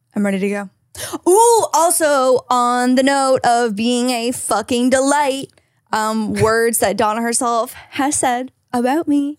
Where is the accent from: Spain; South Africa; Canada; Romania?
Canada; now in California, United States; as a Canadian